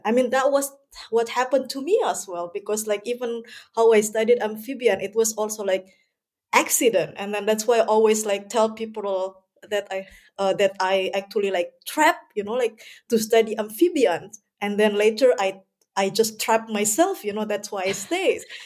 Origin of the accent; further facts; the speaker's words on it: Indonesia; moved away as an adult; also born or lived in Germany; now in Hamburg, Germany; I'm originally from Indonesia, but somehow I uh, no living in germany i've been 10 years living in germany